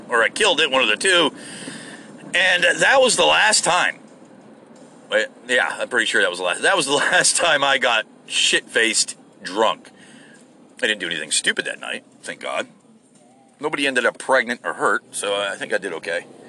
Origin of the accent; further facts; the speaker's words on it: United States; I'm an American. I'm a good American